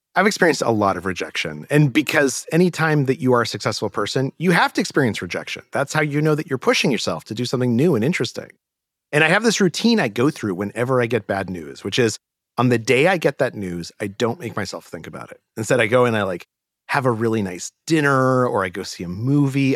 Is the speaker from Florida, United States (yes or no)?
no; Albuquerque, New Mexico, United States; moved away; I grew up in Albuquerque, New Mexico.